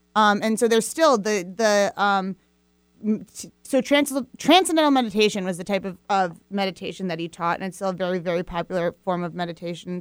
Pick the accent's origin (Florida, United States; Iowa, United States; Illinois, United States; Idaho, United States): Iowa, United States; Fairfield; I was born in Fairfield, Iowa, um, which is this small town in southeast Iowa